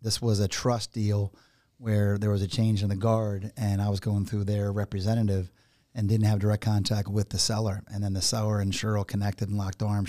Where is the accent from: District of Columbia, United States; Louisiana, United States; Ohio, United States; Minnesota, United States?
District of Columbia, United States; Washington; now in Southwest Florida, United States; I was born, um, in Washington, D C. nineteen sixty-eight